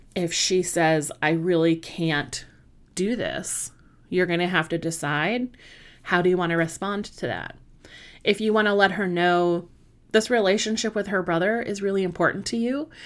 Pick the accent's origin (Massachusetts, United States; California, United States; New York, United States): California, United States; Southern; moved away as an adult; also born or lived in Washington, D.C. area; now in British Columbia, Canada; I am not originally from Canada. I am originally from Southern California, but I spent, um, God, seventeen years in the Washington, D C area